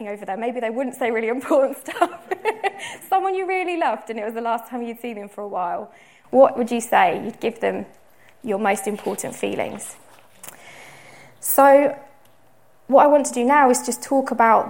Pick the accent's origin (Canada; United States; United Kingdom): United Kingdom; we're British, some of us here